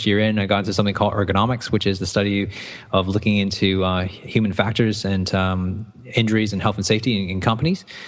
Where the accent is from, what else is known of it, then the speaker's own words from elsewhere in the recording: Toronto, Ontario, Canada; moved away; I'd gone to school in Toronto, Canada, so that's where my accent comes from